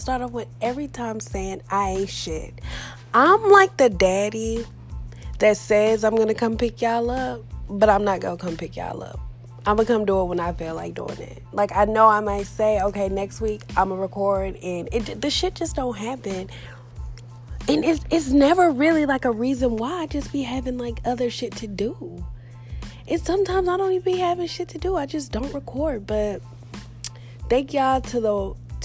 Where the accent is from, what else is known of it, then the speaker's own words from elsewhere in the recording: Texas, United States; I'm from Texas, like born and raised